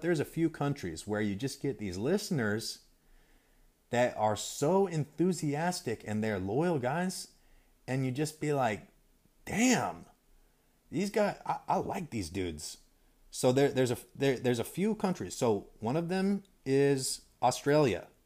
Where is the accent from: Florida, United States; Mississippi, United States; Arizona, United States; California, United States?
California, United States; also born or lived in Idaho / Utah / Montana; I grew up in California and lived in several states around the West Coast, um, uh, Idaho, Utah, Montana, California